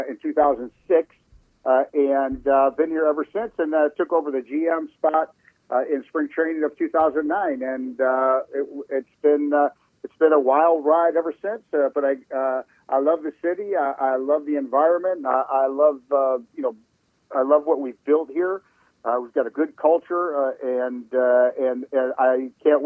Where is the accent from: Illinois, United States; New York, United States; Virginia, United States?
Illinois, United States; Chicago; moved away as an adult; also born or lived in Phoenix; now in Washington, D.C., United States; I'm from Chicago. I, was born and raised in Chicago